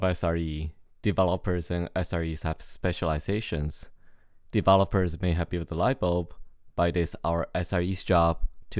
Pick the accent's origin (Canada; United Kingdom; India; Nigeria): Canada; The context here is I'm Canadian, so hockey is important to me.